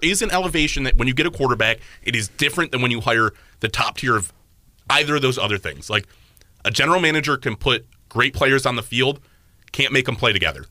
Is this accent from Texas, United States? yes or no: no; Cleveland, Ohio, United States; growing up and constantly being there. Like I just have a different connection to Cleveland